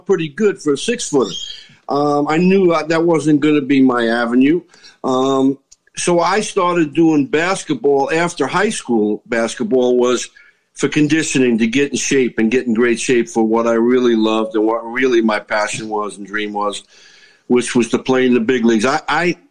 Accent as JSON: {"language": "English", "town": "New York City", "region": "New York", "country": "United States", "tie": "born or raised there", "said": "I grew up in New York City"}